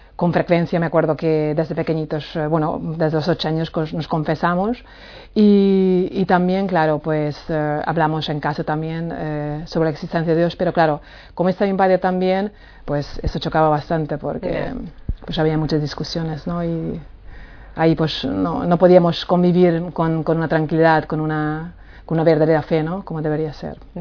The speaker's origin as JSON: {"language": "Spanish", "country": "Hungary", "tie": "born or raised there", "second_language": "Spanish", "moved": "as an adult", "lives_now": "Palma de Mallorca, Spain", "said": "soy húngara, nací en Hungría hace 45 años y mm, bueno, ya llevo aquí 18 años"}